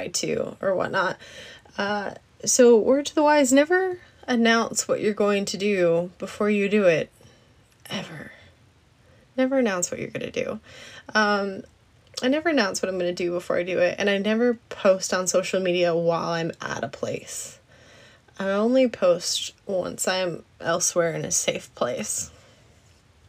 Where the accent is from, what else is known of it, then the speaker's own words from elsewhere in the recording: Alaska, United States; moved away; I grew up in Alaska